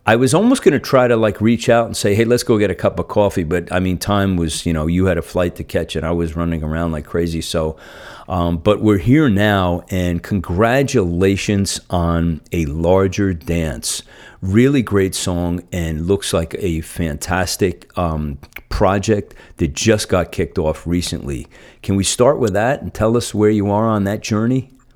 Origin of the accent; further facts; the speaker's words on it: New Jersey, United States; now in San Francisco Bay Area, United States; I'm from New Jersey originally